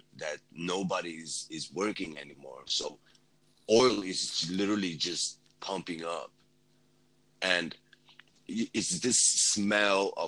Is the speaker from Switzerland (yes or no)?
no; Sweden; moved away as an adult; as a Kurd, you know, I did this whole journey, you know, coming from, you know, growing up in Sweden